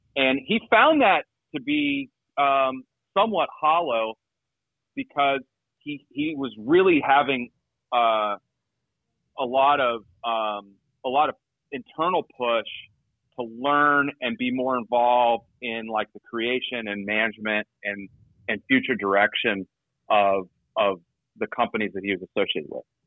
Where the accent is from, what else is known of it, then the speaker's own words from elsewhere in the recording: Georgia, United States; moved away; I grew up in Georgia, so I I I, uh, I got to go a couple times when I lived there